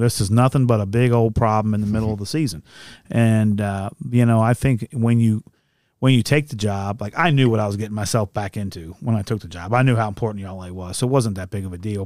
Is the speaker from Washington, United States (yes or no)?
no; Ludlow, Kentucky, United States; born or raised there; also born or lived in Villa Hills